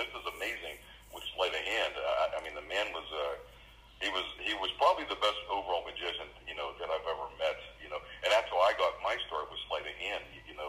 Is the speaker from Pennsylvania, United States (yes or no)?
yes; Pittsburgh, Pennsylvania, United States; I'm here from Pittsburgh, Pennsylvania. You know, I've actually been here my whole life